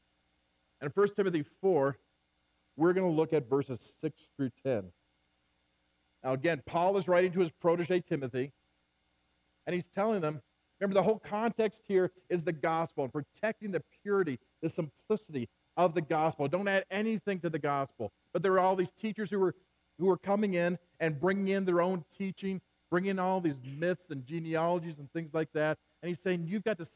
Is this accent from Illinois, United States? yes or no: no; Central California, United States; I grew up in Central California